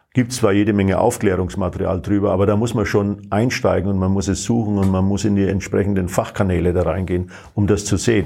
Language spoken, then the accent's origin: German; Bayreuth, Bavaria, Germany; moved away; also born or lived in Phoenix; in meiner Heimatstadt in Bayreuth